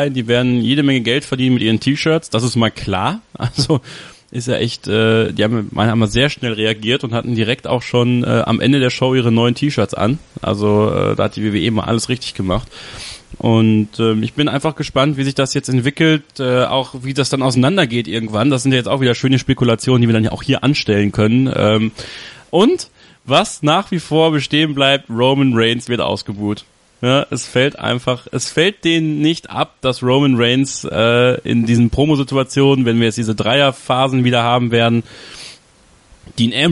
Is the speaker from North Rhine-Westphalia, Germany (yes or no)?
yes; Borken, North Rhine-Westphalia, Germany; WXW im Borken, in meiner Heimatstadt